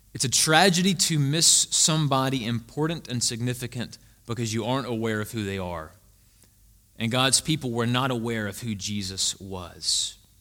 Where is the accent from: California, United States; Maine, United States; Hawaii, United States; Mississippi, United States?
Mississippi, United States; Greenwood; moved away as an adult; also born or lived in Jackson, Mississippi; now in Savannah, United States; Before Jackson, I lived in a very small town in the Mississippi Delta called Greenwood, Mississippi.